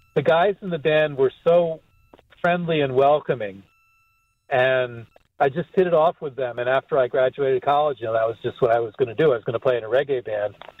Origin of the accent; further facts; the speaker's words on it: outside Hartford, Connecticut, United States; I'm from Hartford, and I grew up in a little town outside of Hartford. I mean, I was born in Hartford